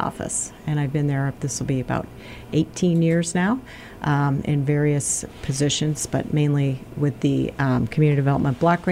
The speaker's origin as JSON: {"language": "English", "town": "Pittsfield", "region": "Massachusetts", "country": "United States", "tie": "born or raised there", "also_born_or_lived": "the western US", "moved": "as an adult", "said": "I was born in Pittsfield. I'm a Pittsfield native and grew up here."}